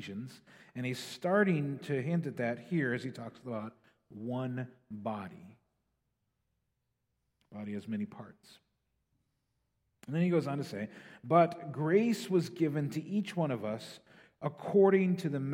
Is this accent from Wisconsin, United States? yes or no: yes; Green Bay, Wisconsin, United States; I was born in Green Bay.